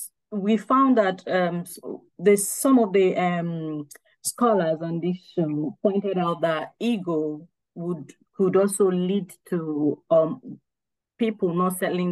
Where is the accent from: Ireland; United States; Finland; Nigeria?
Nigeria; Igbo community, Igboland; because I'm from Igbo community as well.